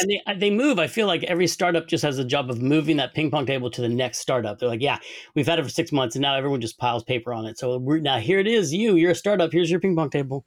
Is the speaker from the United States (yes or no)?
yes; Sonoma, California, United States; I grew up in Sonoma